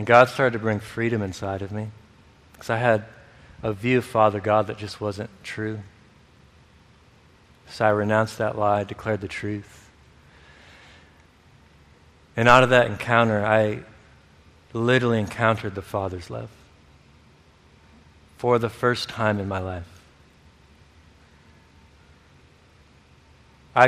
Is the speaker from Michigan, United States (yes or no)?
yes; Michigan, United States; this place where I grew up in Michigan